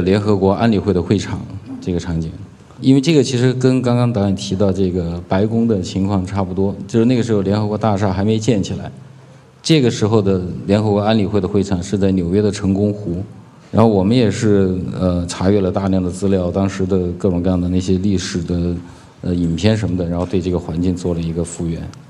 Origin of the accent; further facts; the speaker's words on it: China; 如果说我们中国人自己的风格，其实只要是我们中国人拍的，因为我们的文化传统，因为我们的历史就有我们的独特性